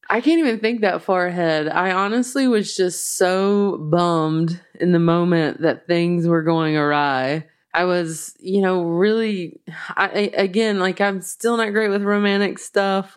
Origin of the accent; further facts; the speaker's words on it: the South, United States; accent: slow Southern; my slow Southern accent